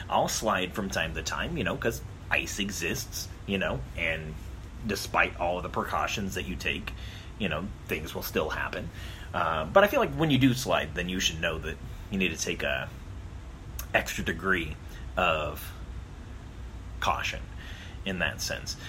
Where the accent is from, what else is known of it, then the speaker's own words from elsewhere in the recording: Arizona, United States; I grew up in Arizona, which I call the land of a thousand pools